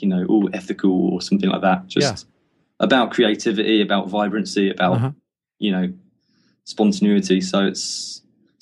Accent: Cornwall, South West England, United Kingdom; moved away as an adult; now in Wellington, New Zealand; I was from Cornwall, which is, you know, there wasn't much work around

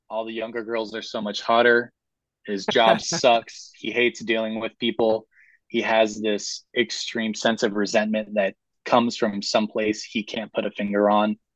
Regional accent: Southern United States, United States; I'm a Southerner and I write Southern fiction.

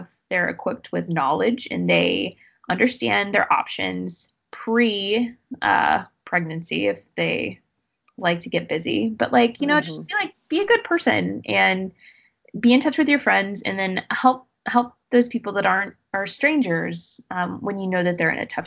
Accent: the South, United States; I'm from the South

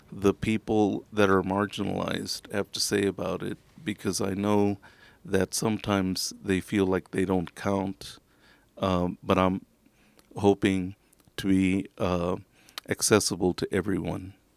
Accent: Texas, United States; I am from Texas

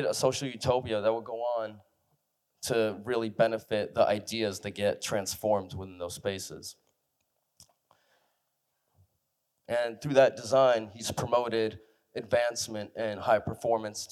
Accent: San Francisco, California, United States; I grew up in San Francisco

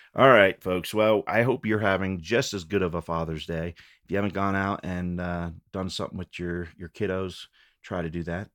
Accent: Fort Collins, Colorado, United States; also born or lived in Loveland, Colorado; Growing up in Fort Collins and Loveland

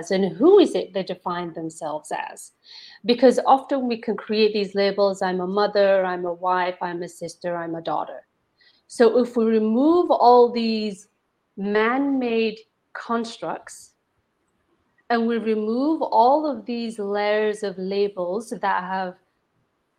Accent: United Kingdom; also born or lived in India; now in Toronto, Canada; I was born and raised in Britain.

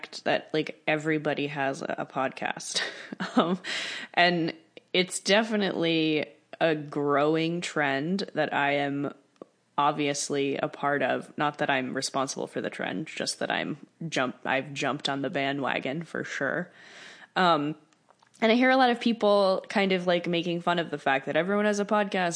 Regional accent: East Coast, just north of New York City, United States; moved away as an adult; also born or lived in New Jersey; now in Topanga, United States; I grew up on the East Coast, right just north of New York City.

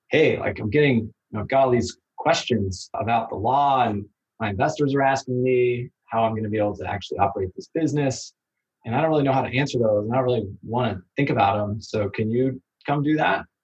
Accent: Kansas City, Missouri, United States; originally from Kansas City, went to undergrad in Arizona

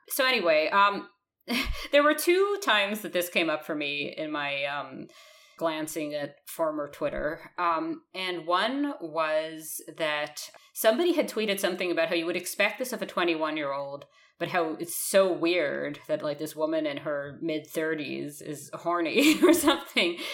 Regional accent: United States; moved away; I'm still American

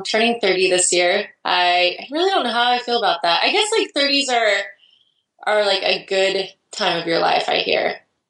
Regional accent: Idaho, United States; now in Portland, United States; I grew up in Idaho, actually, and I moved away from Idaho, which is a one state over, just like I lived 6.5 hours away from where I live now. And it's just like small town

